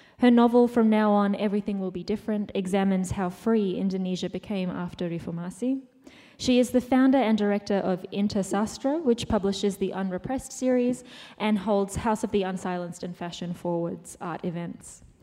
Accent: Australia; I'm an Australian writer and musician

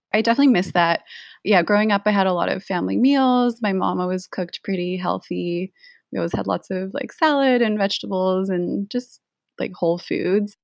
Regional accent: Canada; I grew up in Canada

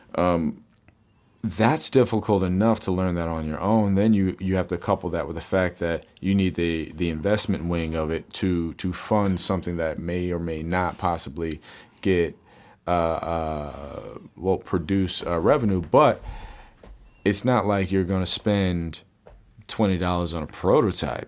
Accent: United States; being American in America

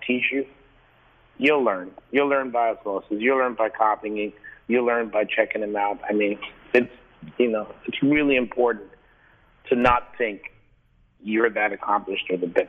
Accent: New York, United States; Growing up in New York

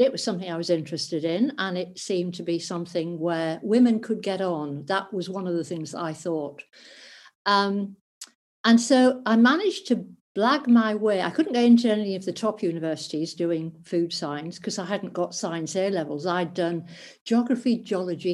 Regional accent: North East England, United Kingdom; I grew up in the northeast of England

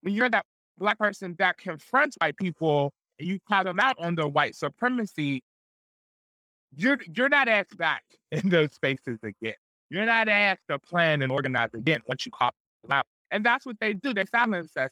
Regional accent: Pittsburgh, Pennsylvania, United States; I grew up in the Hill District

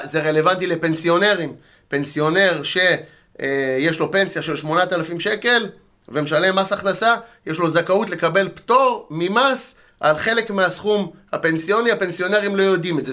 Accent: Netanya, Central District, Israel; moved away as an adult; now in Petah Tikva, Israel; גדלתי בנתניה

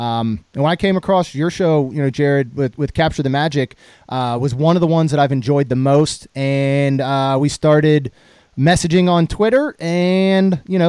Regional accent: Maryland, United States; now in Florida, United States; I grew up in Maryland

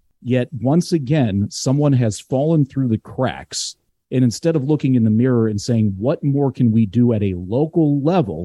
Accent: Glenview, Illinois, United States; I grew up in Glenview

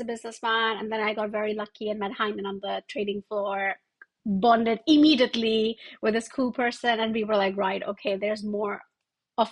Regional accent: Agra, Uttar Pradesh, India; moved away as an adult; also born or lived in New York; now in London, United Kingdom; Born and brought up in India, actually, where Taj Mahal is from

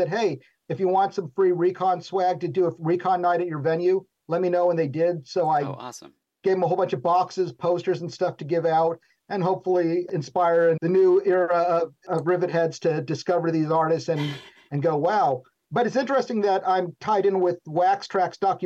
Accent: Tucson, Arizona, United States; moved away; also born or lived in California; I grew up in Tucson, where you had two choices of music, metal or heavy metal, on the radio

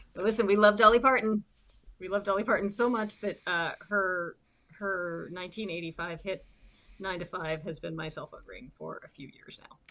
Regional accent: outside Toronto, southern Ontario, Canada; now in Vancouver, Canada; I currently live in Vancouver, BC, but I grew up in Ontario, in southern Ontario, outside Toronto

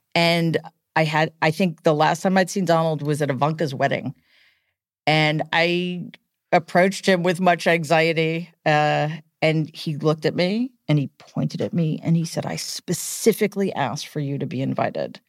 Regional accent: New York City, New York, United States; I grew up in Queens

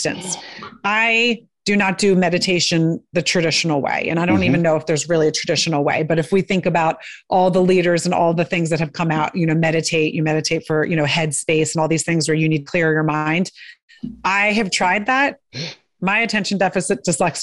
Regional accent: outside of Philadelphia, Pennsylvania, United States; I grew up outside of Philadelphia

